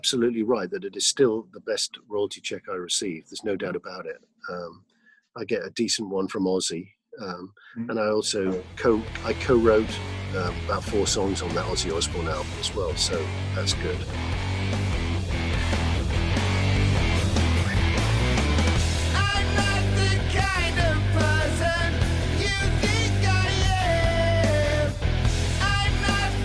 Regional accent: United Kingdom; also born or lived in Los Angeles, United States; now in Austin, United States; as a Brit, a British Texan

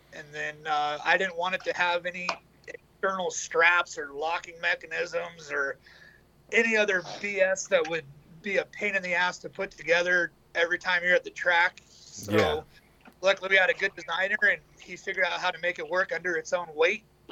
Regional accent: Southern California, United States; I'm from Southern California

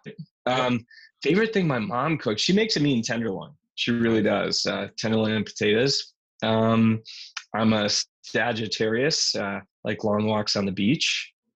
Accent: St. Paul, Minnesota, United States; moved away; I grew up in St. Paul, Minnesota

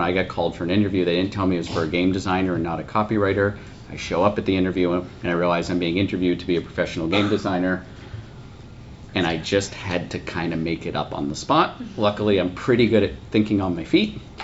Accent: United States

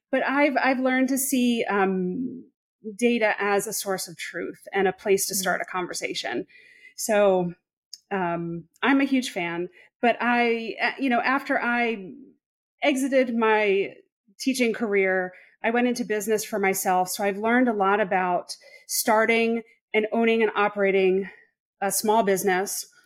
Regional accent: Long Island, New York, United States; now in Charlotte, United States; I'm originally from Long Island, New York. And maybe this may not mean anything to you, but for those in the States, people typically don't know that because I don't have the traditional New York accent.

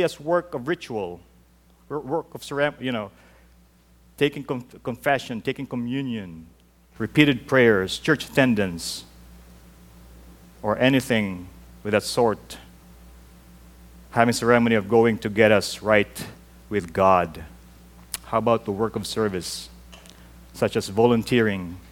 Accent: Mandaluyong, Metro Manila, Philippines; moved away; growing up in the Philippines, I held on to this. In our church in Mandaluyong City

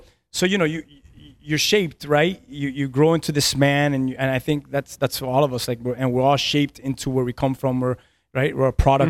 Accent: Key West, Florida, United States; And I was born in Key West, and I think my dad started living in Key West when he was 12 years old from Cuba. My mom was born in Key West, and so my whole family, my cousins, everyone.

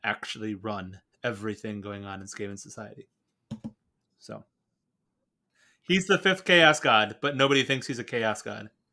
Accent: Portland, Oregon, United States; I was born out in Portland, Oregon

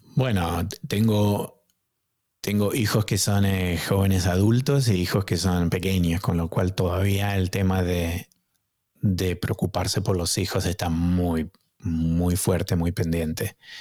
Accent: Argentina; moved away as an adult; also born or lived in United States; now in Boston, United States; cuando emigré de la Argentina estuve solo, y, pero vine a Estados Unidos a estudiar

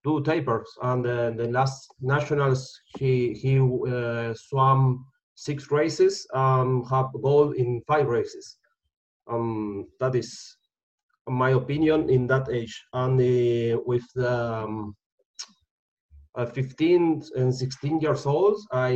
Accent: Argentina; English is a second language; I'm from Argentina.

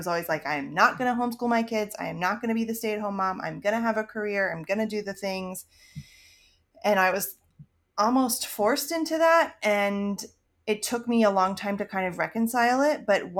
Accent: Maryland, United States; I mean I grew up in Maryland. We never lived more than an hour or so from DC, so that's obviously very influential in the way that I grew up.

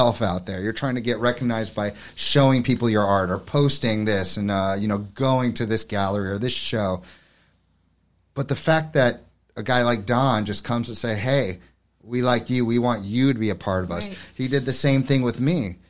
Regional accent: New York City, New York, United States; now in Hammonton, United States; I come from New York City where the arts are everywhere

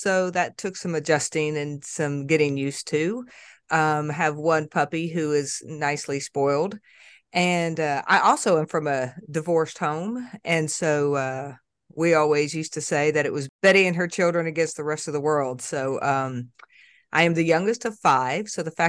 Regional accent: Florida, United States; now in Clarksville, United States; I am originally from Florida. I am a transplant to Clarksville by way of the U.S. Army.

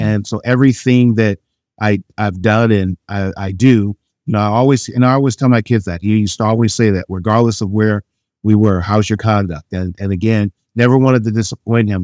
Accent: Chagrin Falls, Ohio, United States; Chagrin Falls is where I grew up

